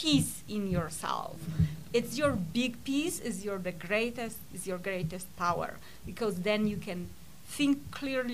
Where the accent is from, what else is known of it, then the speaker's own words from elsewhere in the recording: Poland; moved away; I was born in Poland during communism